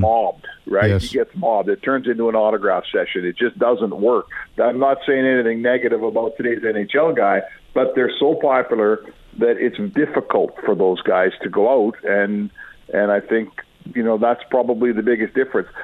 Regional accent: Edmonton, Alberta, Canada; When I grew up in Edmonton

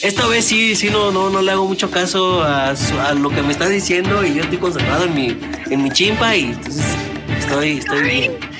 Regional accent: Mexico City, Mexico; los chilangos nos apoderamos de los tacos de canasta

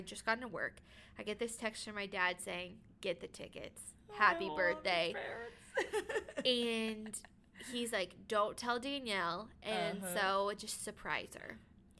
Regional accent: Ohio, United States; moved away; I'm from Ohio. So I know a lot of people in Ohio.

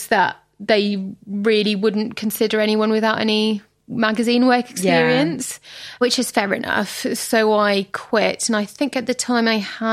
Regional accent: France; now in London, United Kingdom; I grew up in France.

